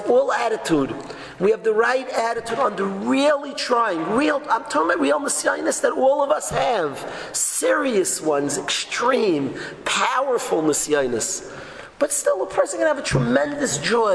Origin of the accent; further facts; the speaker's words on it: New York, United States; I'm a New Yorker. I'm not a Los Angeles, Florida guy